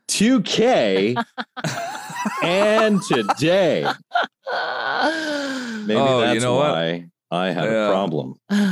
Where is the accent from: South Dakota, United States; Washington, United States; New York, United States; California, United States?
New York, United States; I'm from New York.